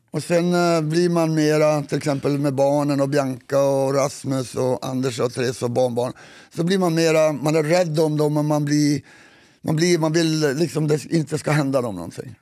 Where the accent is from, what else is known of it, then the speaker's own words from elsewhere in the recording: Kiruna area, Norrbotten County, Sweden; var vi kommer ifrån, lite norr om